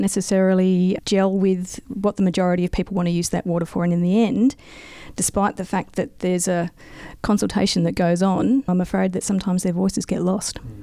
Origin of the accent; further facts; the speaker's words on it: South Australia, Australia; moved away as an adult; now in Mildura, Australia; I grew up in in South Australia, moved away and became a geologist